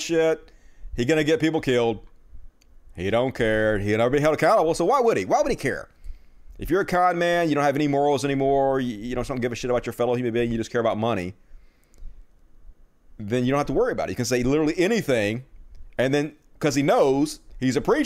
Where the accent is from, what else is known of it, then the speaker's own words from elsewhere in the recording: Mississippi, United States; here in my home state of Mississippi